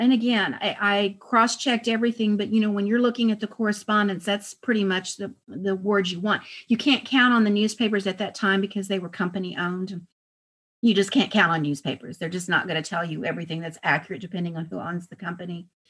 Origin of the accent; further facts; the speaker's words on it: El Paso, Texas, United States; I was raised in El Paso and we had Mexican maids